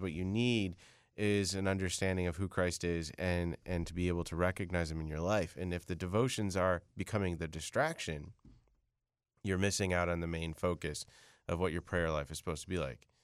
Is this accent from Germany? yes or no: no; Chelsea, Michigan, United States; I was born in Chelsea, Michigan